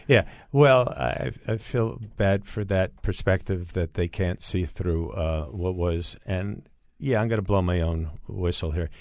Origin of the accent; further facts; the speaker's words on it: East Coast, United States; moved away as an adult; also born or lived in Los Angeles; I moved from Los Angeles back to the East Coast. I'm from the East Coast.